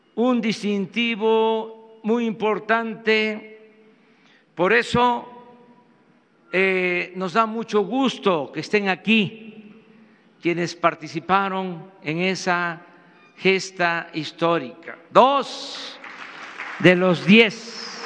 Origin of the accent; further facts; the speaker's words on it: Mexico; lo que somos los mexicanos